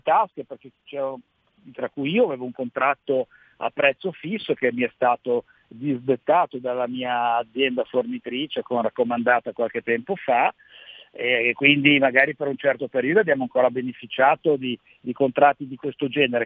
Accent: Genoa, Liguria, Italy; Siamo genovesi, siamo liguri

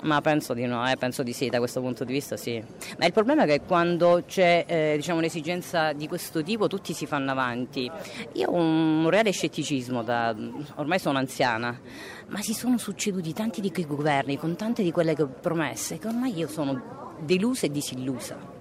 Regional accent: Calabria, Italy; Io sono calabrese

